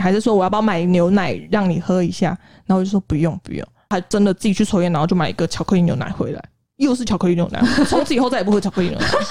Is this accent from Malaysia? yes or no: no; Taiwan; moved away as an adult; also born or lived in South Korea; 我是台湾人